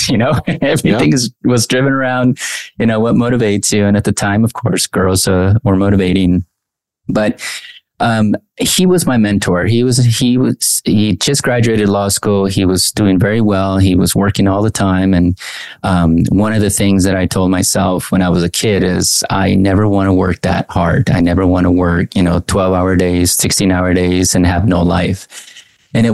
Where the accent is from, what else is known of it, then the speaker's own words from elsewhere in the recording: Anaheim, California, United States; also born or lived in Mexico; Well, I grew up in Anaheim. I was born in Mexico, came at the age at, I think, age two.